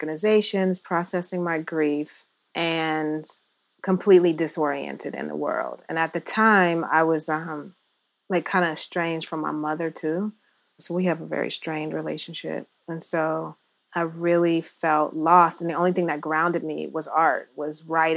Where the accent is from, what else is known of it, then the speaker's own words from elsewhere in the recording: Ohio, United States; I was raised in Ohio